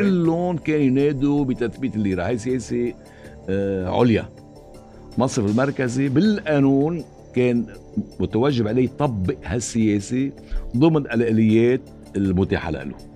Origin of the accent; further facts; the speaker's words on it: Lebanon; نحن كلبنانيين